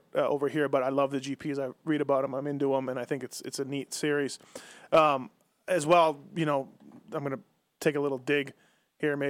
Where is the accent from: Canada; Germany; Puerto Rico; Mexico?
Canada; now in Las Vegas, United States; I'm Canadian, living here for a long time now